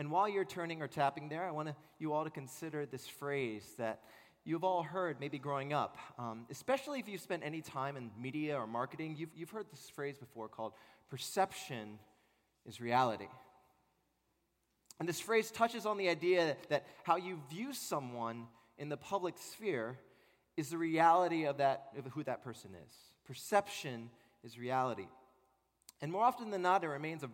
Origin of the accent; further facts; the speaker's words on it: Maryland, United States; also born or lived in California; I was born in California, but raised in Maryland.